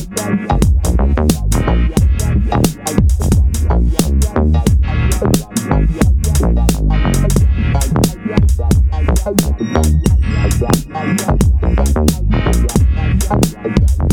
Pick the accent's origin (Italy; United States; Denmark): Italy; Padua, Veneto; English is a second language; my hometown, Padova, in Italy.